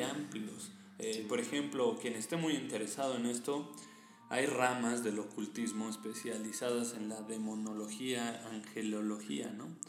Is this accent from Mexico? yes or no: yes; Mexico; Nosotros que somos mexicanos